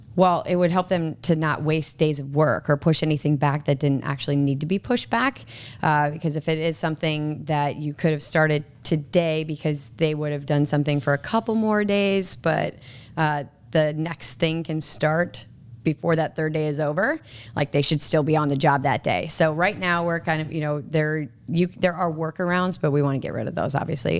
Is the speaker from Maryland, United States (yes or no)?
no; Minnesota, United States; moved away as an adult; also born or lived in Nebraska; I'm actually from Minnesota, and, uh, I went to Twin City Twisters.